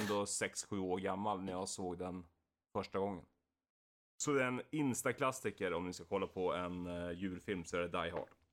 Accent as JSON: {"language": "Swedish", "town": "Valla", "country": "Sweden", "said": "var vi på fritidsgården i Valla, där jag kommer ifrån"}